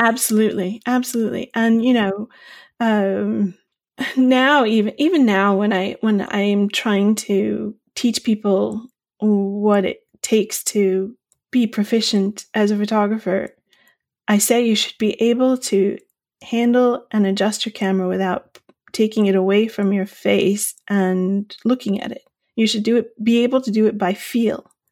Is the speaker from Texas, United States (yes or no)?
no; Long Island, New York, United States; also born or lived in Bay Area, California; now in County Clare, Ireland; I'm originally from Long Island in New York